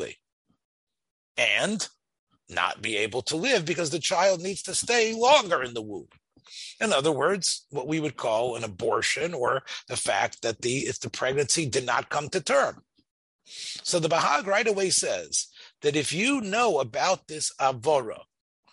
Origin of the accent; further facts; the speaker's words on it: Memphis, Tennessee, United States; I grew up in Memphis, the bus ride that took us down Summer Avenue